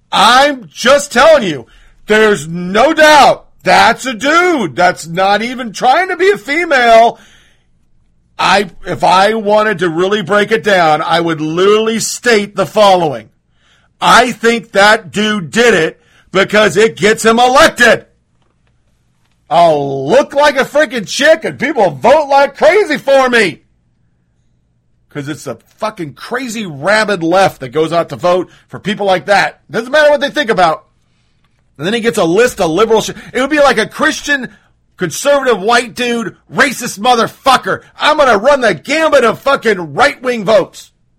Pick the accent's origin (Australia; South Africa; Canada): Canada; I'm Canadian. These are normal.